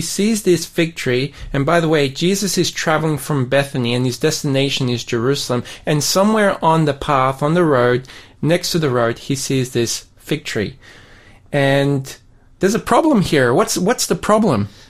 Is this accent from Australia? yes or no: yes; Sydney, New South Wales, Australia; now in Burnie, Australia; I grew up in Sydney